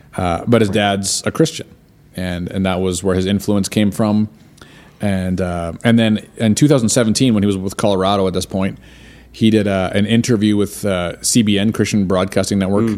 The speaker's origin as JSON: {"language": "English", "country": "Canada", "said": "I'm Canadian."}